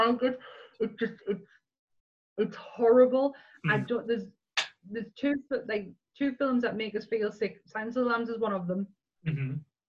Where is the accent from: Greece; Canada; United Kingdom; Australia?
United Kingdom; England; we're definitely English